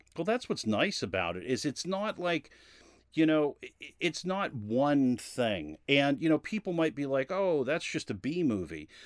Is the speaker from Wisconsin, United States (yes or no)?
no; Massachusetts, United States; I grew up in Massachusetts